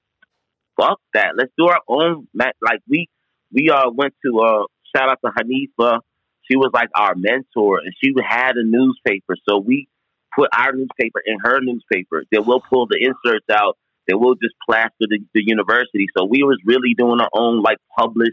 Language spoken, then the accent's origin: English; Delaware, United States; also born or lived in New York; I was born in New York, but I would move to Delaware when I was a year and a half. So okay. I was raised in Delaware